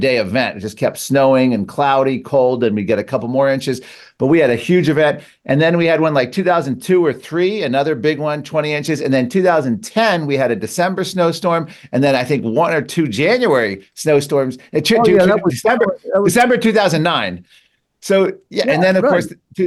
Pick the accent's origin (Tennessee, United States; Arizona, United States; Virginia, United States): Virginia, United States; Northern Virginia suburbs of Washington, United States; I grew up in the Washington area, Northern Virginia suburbs